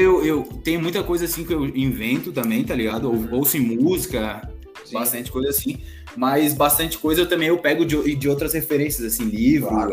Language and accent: Portuguese; Florianópolis, Santa Catarina, Brazil; Sou de Floripa, tenho 23 anos